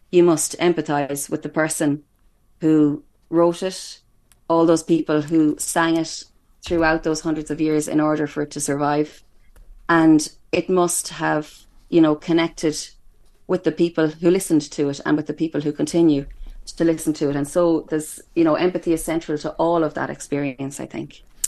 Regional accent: Headford, Connacht, Ireland; I'm coming to you live from Hertford in County Galway, which would be my hometown

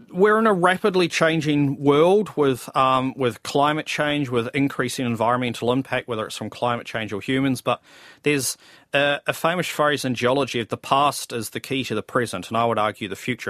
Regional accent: Nelson, New Zealand; I grew up in Nelson

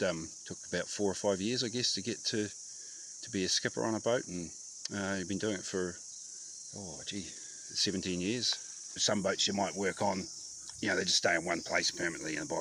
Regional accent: New Zealand; I grew up in Karatani.

